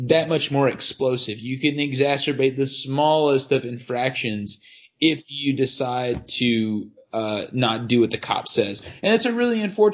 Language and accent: English; United States; I'm an American